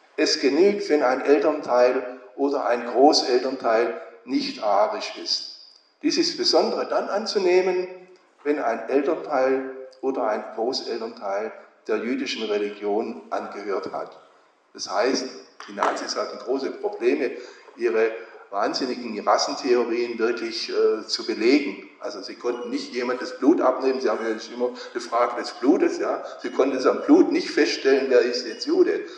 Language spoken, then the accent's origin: German; Horb am Neckar, Baden-Württemberg, Germany; ich komme aus Horb am Neckar